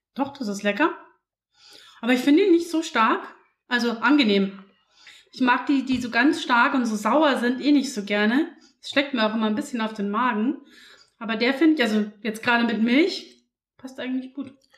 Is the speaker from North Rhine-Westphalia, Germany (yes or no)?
no; Passau, Bavaria, Germany; Ich bin ja in Passau aufgewachsen